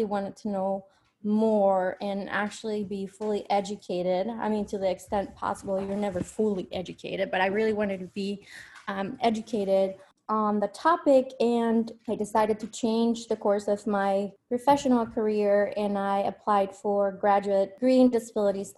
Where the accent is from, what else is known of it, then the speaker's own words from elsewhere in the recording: Colombia; moved away as an adult; also born or lived in Spain / United States; I was born and raised in Colombia, but I went to Spain for my undergrad.